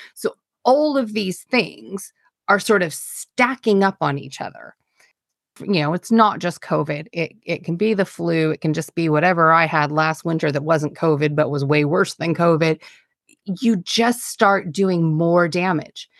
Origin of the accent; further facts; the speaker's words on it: United States; now in United Kingdom; I'm American.